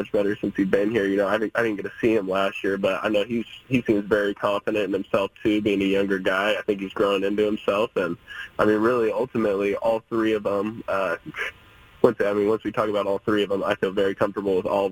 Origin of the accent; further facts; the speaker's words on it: Oregon, United States; moved away as an adult; being a kid growing up here